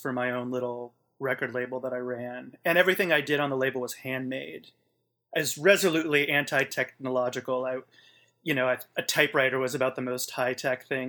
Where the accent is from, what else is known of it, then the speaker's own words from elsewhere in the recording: Portland, United States; Growing up in Portland, like I did